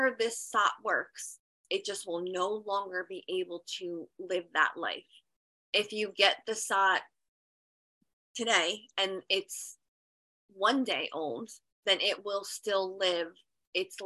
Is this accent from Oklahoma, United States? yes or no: no; New Jersey, United States; I'm from New Jersey, and I actually go to the Genesis Center in Georgia